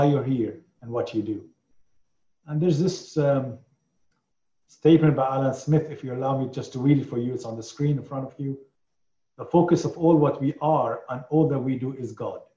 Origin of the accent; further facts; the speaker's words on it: Lebanon; moved away; I come from Lebanon